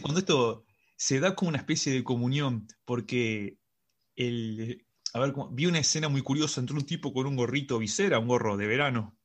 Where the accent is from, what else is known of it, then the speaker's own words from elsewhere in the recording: Uruguay; now in Madrid, Spain; Somos dos amigos uruguayos